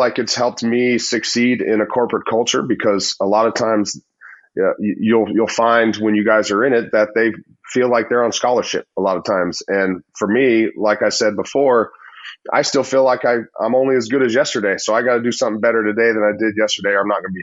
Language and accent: English; Southern California, United States; moved away; I grew up in Southern California